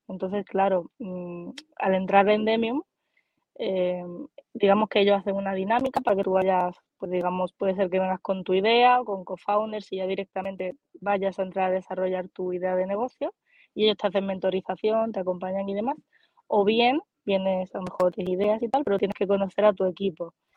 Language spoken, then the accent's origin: Spanish; Málaga, Andalusia, Spain; soy más malagueña que un experto de sardinas